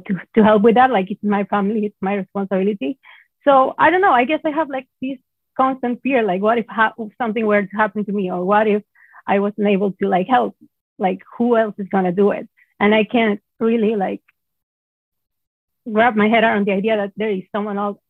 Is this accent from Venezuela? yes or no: yes; Venezuela; moved away as an adult; I'm originally from Venezuela